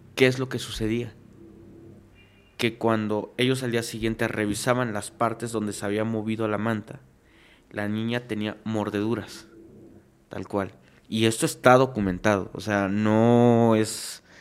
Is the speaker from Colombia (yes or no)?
no; Venustiano Carranza, Chiapas, Mexico; now in Mexico City, Mexico; Yo soy de Chiapas, específicamente Carranza, Chiapas